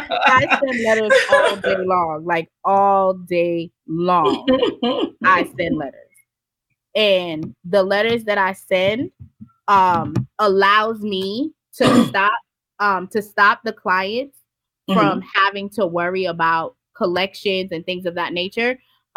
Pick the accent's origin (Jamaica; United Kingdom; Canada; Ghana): Jamaica; also born or lived in Florida; Like when I lived in Florida, I lived everywhere. I'm Montana, Florida. I'm from Jamaica.